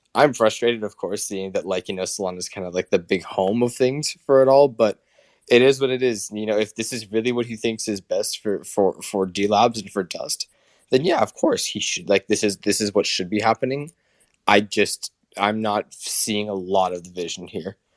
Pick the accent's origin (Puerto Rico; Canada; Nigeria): Canada; all my fellow Canadians